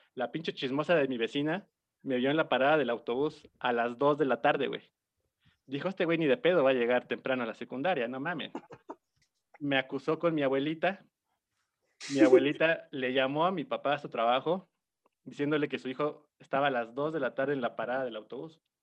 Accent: Puebla, Mexico; yo soy de Puebla, amigo, yo soy de barrio.

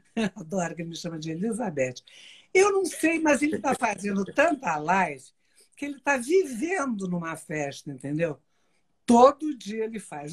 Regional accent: Brazil; E nós e cinco nascemos no Brasil, minhas quatro irmãs e eu.

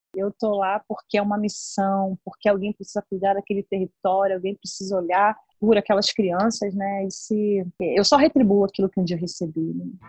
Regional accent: Brazil; na Boiticongonha, né, que é a favela onde eu fui criada

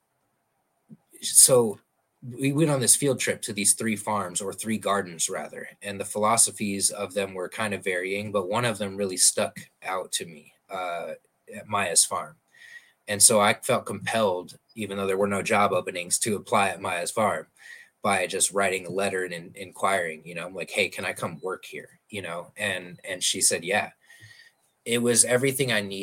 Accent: Omaha, Nebraska, United States; moved away as an adult; now in Arizona, United States; I'm from Omaha

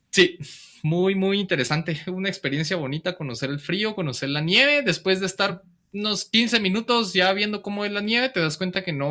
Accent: Guatemala

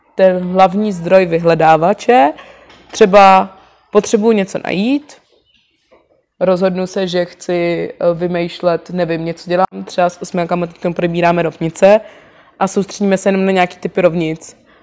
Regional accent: Prague, Czechia; původně pocházím ze Zbraslavy a bydlela jsem celý život s rodičema na Zbraslavě

